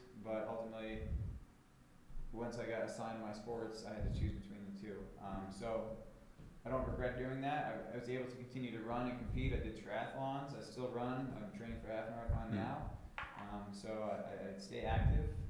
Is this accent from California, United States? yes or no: no; Long Island, New York, United States; I grew up on Long Island